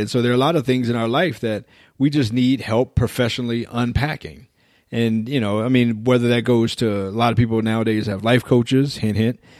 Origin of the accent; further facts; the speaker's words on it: United States; especially as American guys